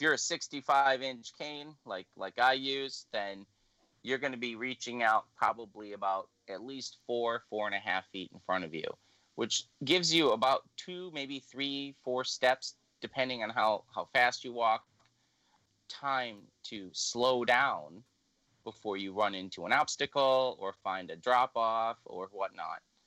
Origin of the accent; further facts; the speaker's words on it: Illinois, United States; moved away as an adult; also born or lived in Louisiana; now in Minnesota, United States; I'm originally from Illinois. I moved here in 2009, but I didn't go directly from Illinois to Minnesota